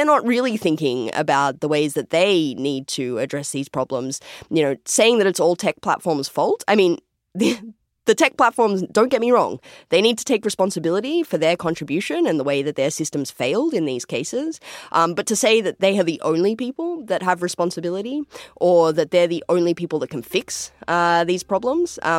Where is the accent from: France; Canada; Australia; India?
Australia; moved away; I don't sound exactly like you. I'm from Australia.